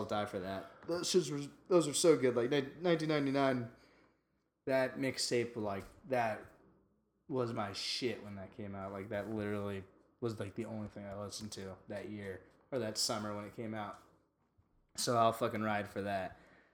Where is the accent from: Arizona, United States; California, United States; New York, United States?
New York, United States; we're from New York